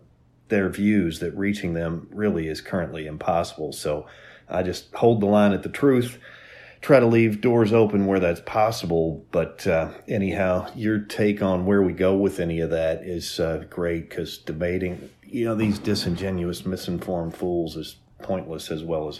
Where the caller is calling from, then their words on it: Louisville, Kentucky, United States; from Louisville, Kentucky.